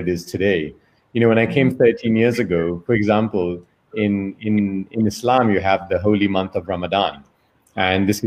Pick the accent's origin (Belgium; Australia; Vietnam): Belgium; moved away; also born or lived in New York / London; I'm born and raised in Belgium. I'm of Indian origin.